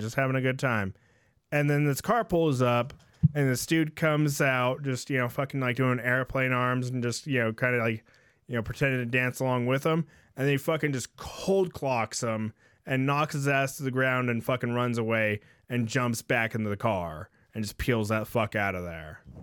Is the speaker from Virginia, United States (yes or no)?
no; San Jose, California, United States; I grew up in San Jose